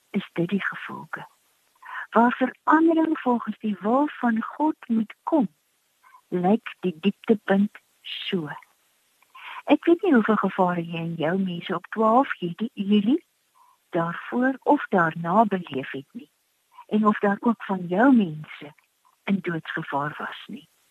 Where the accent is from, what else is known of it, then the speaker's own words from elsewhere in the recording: South Africa; ons as Suid-Afrikaners